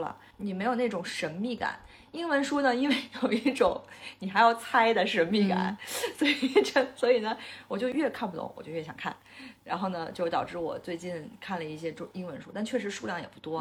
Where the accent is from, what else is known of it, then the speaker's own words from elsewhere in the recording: China; 或者说我们中国人的骨子里头其实就是吃苦耐劳，和我们从小被灌输的价值观是一致的